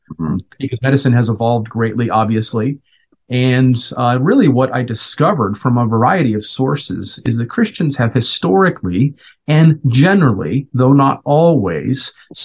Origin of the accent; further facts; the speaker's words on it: Colorado, United States; moved away as an adult; now in Minnesota, United States; Originally, I'm from Colorado. I was born and raised